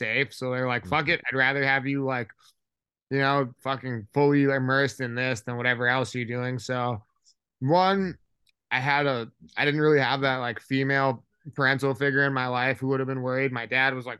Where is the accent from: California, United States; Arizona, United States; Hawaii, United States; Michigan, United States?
Hawaii, United States; I'm actually from Hawaii, so kids out there get into a lot of street fights